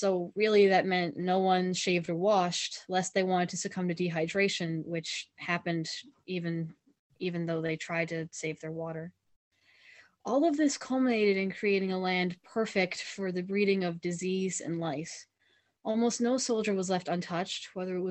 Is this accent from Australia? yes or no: no; Newfoundland and Labrador, Canada